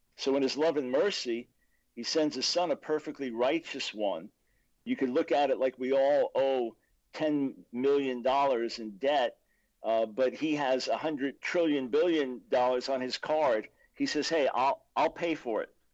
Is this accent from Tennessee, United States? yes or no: no; Long Island, New York, United States; I was born in New York City, 1955. My dad became the senior lawyer in the New York Supreme Court. Then we moved to Long Island when I was about seven. So I was raised in a conservative Jewish home